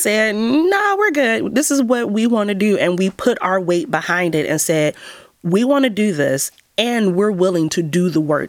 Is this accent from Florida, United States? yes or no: no; Cleveland, Ohio, United States; I grew up in Mount Pleasant, and Mount Pleasant has the highest rate of illiteracy in the city of Cleveland.